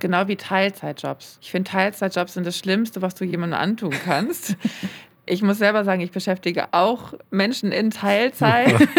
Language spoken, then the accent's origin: German; Hamburg, Germany; ich bin ja Hamburgerin, die halt auch in Hamburg leben.